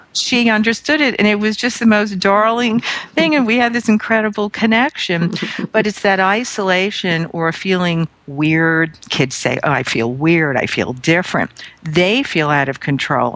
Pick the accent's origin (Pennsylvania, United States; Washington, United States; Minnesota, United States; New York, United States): New York, United States; New York City; I'm from Brooklyn, New York